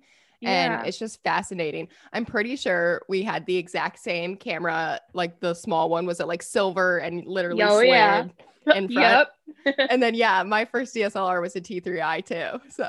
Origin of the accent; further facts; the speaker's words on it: Storm Lake, Iowa, United States; now in Fort Dodge, United States; I'm actually from Storm Lake